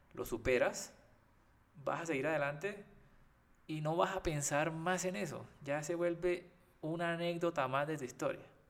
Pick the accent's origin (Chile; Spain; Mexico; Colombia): Colombia; Costeño, Caribbean coast; yo por lo menos que soy costeño